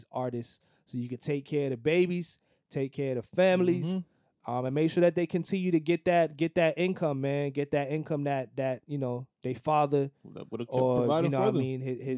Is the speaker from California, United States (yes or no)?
no; New York, United States; coming from, you know, New York and growing up in New York for so long